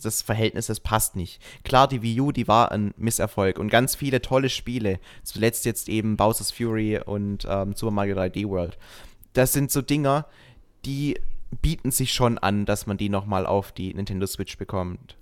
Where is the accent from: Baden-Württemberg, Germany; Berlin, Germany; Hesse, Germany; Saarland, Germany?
Baden-Württemberg, Germany; Schwäbisch Hall district; Ich komme aus dem Landkreis Schwäbisch Hall